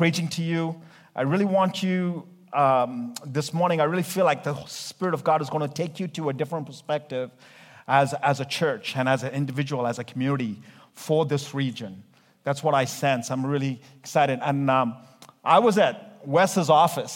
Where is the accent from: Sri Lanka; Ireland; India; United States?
India; I'm Indian. We Indians preach like 2 hours.